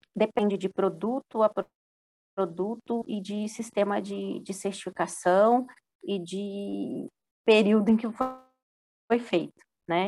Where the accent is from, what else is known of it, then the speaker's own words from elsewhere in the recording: Minas Gerais, Brazil; now in São Paulo, Brazil; Eu sou de Minas, minha família toda é de Minas